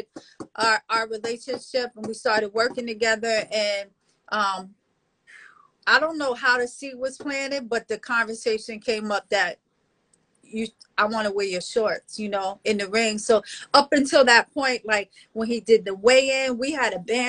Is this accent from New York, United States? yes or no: yes; New York City, New York, United States; we're from Brooklyn